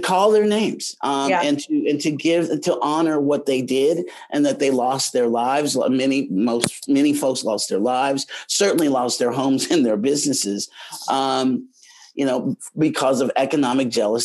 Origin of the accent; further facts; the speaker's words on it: Oklahoma, United States; moved away; also born or lived in Chicago; all of us as Oklahomans were never taught this history in K-12 education. It was not taught in Oklahoma history class in eighth grade, ninth grade